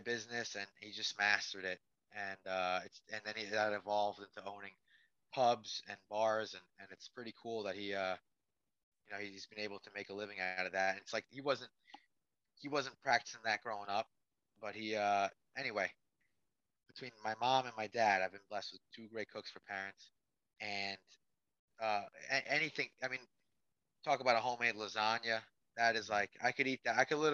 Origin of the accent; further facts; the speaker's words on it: New York, United States; being a New Yorker